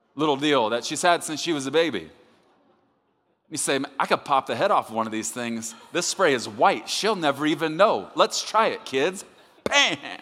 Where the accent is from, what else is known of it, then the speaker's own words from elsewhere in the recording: Texas, United States; I'm from Texas